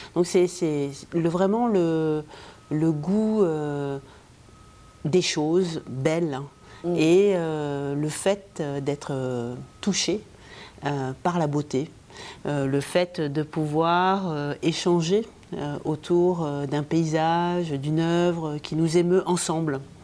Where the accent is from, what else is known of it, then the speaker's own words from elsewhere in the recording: Morocco; moved away; j'ai vécu euh, toute mon enfance au Maroc